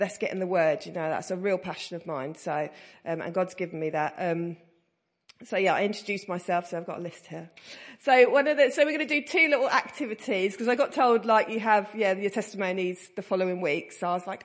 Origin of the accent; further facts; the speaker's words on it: Stansted, East of England, United Kingdom; I come from Stansted in Essex